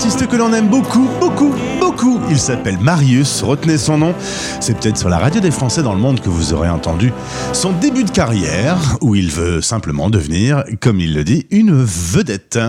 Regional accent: France; chez nous en France

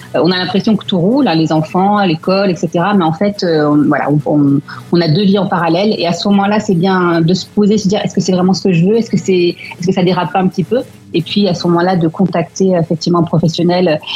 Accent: France; also born or lived in Melbourne, Australia; now in London, United Kingdom; en étant français à Londres, puisqu'on peut retourner, on peut rentrer dans notre pays

